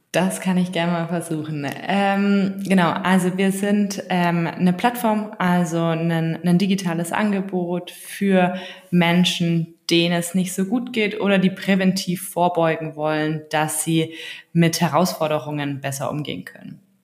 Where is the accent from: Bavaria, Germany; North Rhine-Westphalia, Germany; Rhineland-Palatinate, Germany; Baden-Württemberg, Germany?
Bavaria, Germany; Allgäu; now in Berlin, Germany; Ich komme ursprünglich aus dem Allgäu, also ganz aus dem Süden, relativ ländlich aufgewachsen, kleines Dorf.